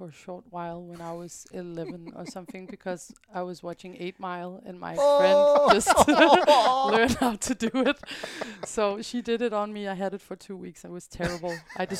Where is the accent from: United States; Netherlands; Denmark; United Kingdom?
Denmark; Hellerup, Capital Region of Denmark; Different places. Hellerup in Copenhagen.